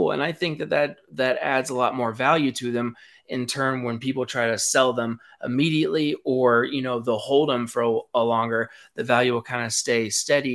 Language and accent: English; Knoxville, Tennessee, United States; I'm from Knoxville